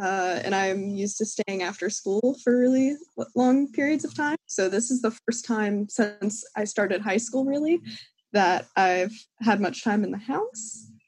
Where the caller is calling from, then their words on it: Philadelphia, Pennsylvania, United States; I'm calling in from South Philly.